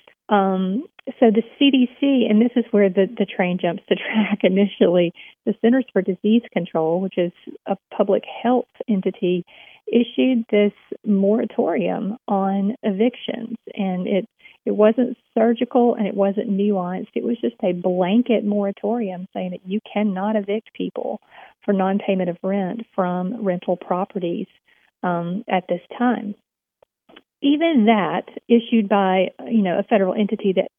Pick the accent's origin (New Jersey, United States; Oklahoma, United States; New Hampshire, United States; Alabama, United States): Alabama, United States; here in my home state of Alabama